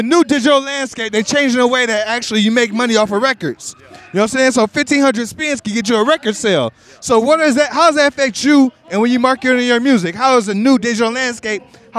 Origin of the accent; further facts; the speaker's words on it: Ohio, United States; I'm from Ohio